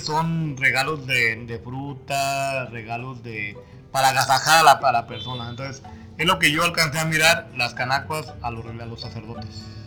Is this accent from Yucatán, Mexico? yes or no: no; Uruapan, Michoacán, Mexico; soy del barrio de San Juan Evangelista.